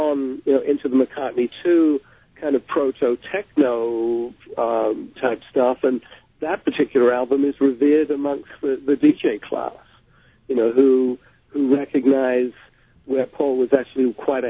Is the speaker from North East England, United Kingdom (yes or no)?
no; London, United Kingdom; growing up in London